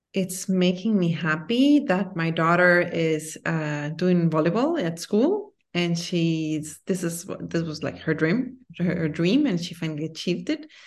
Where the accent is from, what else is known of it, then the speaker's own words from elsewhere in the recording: Guatemala; moved away; also born or lived in United States / France / Singapore / Belgium; I'm from Guatemala, and I love my country.